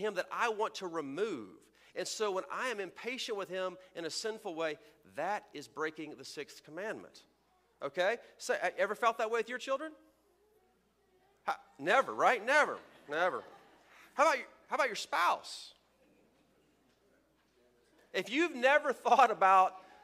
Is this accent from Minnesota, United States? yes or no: no; Texas, United States; where I'm from Texas